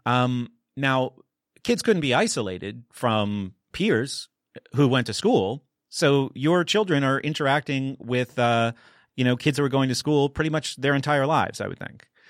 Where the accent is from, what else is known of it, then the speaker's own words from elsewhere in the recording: New Hampshire, United States; I grew up in New Hampshire